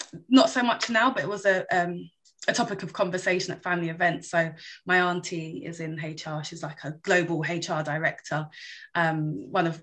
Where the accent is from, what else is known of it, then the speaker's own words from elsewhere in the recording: London, United Kingdom; also born or lived in Newbury Park; I grew up in Wanstead. We lived in Newbury Park when I was first born, and we moved to Wanstead in East London, and I was there until I was about 26.